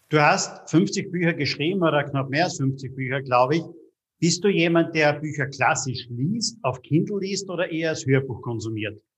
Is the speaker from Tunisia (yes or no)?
no; Austria; Bei uns in Österreich